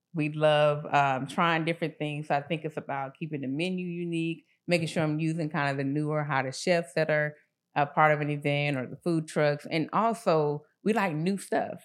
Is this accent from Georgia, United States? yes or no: yes; Atlanta, Georgia, United States; I grew up in the Swats